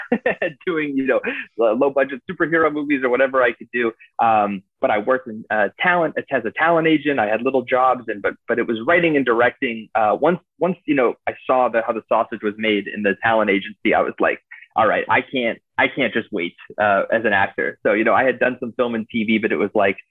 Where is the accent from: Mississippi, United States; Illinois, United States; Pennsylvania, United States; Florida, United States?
Florida, United States; Boca Raton; moved away as an adult; also born or lived in New York; I'm actually originally from Boca Raton, Florida